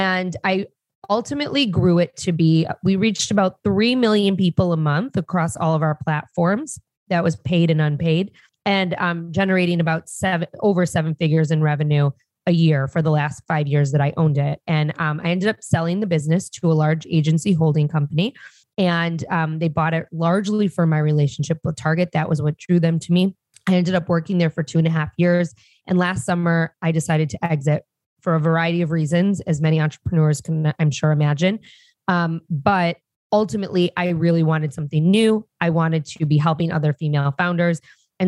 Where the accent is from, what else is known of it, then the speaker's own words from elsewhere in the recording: Detroit, Michigan, United States; moved away as an adult; also born or lived in Chicago; I grew up in Detroit, and I'm very proud to say that, not the city, but in the suburbs of Detroit